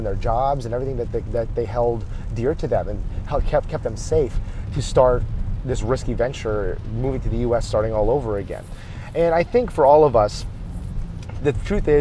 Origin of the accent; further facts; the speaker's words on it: United States; they've grown up more than half their adult lives here in the United States where they raised me